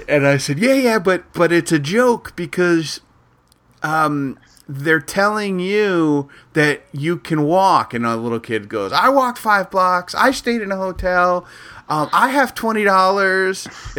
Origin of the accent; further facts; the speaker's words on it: Jackson, Mississippi, United States; moved away; my parents live in Jackson. I'm from Jackson